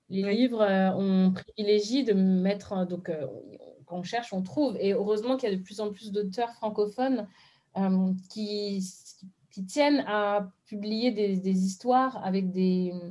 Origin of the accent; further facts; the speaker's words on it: Benin; je me rappelle que moi j'avais la même chose en fond parce que je suis béninoise